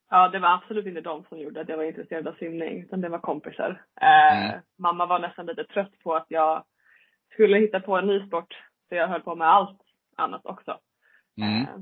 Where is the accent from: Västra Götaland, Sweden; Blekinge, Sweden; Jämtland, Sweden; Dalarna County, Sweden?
Dalarna County, Sweden; Leksand; Nej, jag är född i Leksand.